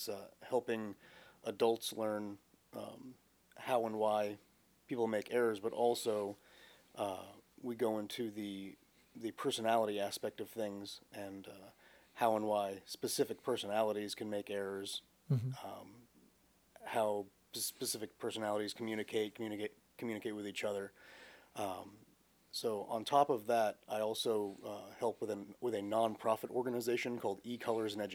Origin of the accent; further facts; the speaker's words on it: Vermont, United States; moved away; I spent the majority of my time growing up in Vermont